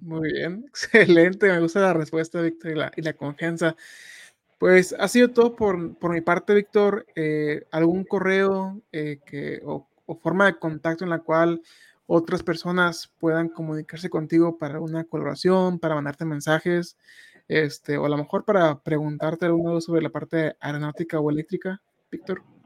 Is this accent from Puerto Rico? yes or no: no; Tijuana, Baja California, Mexico; Yo soy de allá, Tijuana